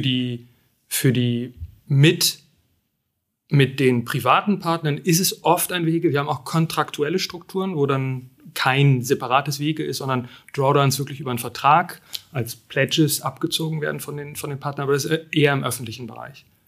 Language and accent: German; Frankfurt, Brandenburg, Germany; moved away; ich komme aus Frankfurt